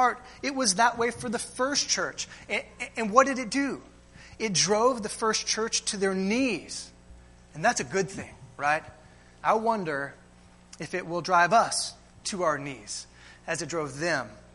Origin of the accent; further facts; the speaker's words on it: United States; we as American Christians